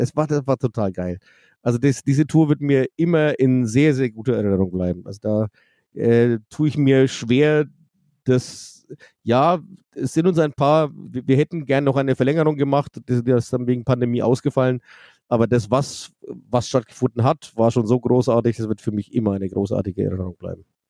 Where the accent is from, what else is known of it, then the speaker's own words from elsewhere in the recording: Forchheim, Bavaria, Germany; Ich bin in Forchheim geboren. Das ist zwar nur 15 Kilometer weg, aber genau zwischendrin ist die Grenze. Ich bin Oberfranke